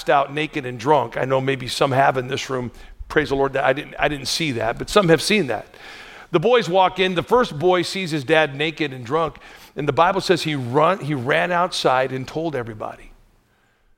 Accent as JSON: {"language": "English", "area": "the Northwest", "region": "Pacific Northwest", "country": "United States", "tie": "born or raised there", "said": "I grew up in the Northwest, lots of rain, lots of weeds."}